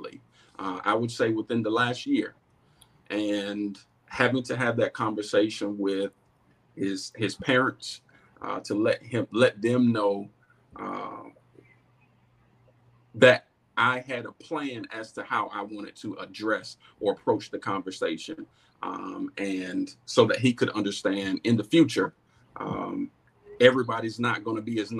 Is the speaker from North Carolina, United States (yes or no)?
yes; Goldsboro, North Carolina, United States; I'm born and raised right here in Goldsboro.